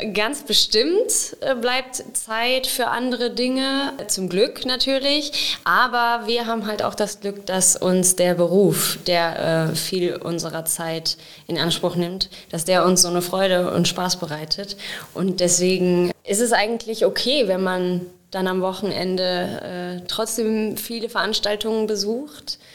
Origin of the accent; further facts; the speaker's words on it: Wenden, North Rhine-Westphalia, Germany; now in Olpe, Germany; ich komme gebürtig aus Wenden und wohne jetzt aber schon lange in Olpe